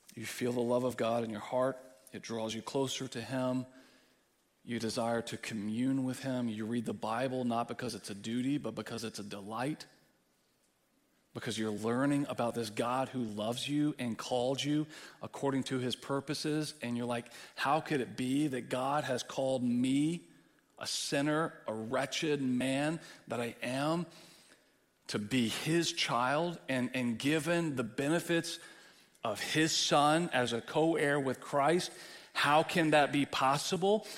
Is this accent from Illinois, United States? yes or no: no; Texas, United States; moved away as an adult; now in Midwest, United States; I'm a Texan. And I dwell among Midwesterners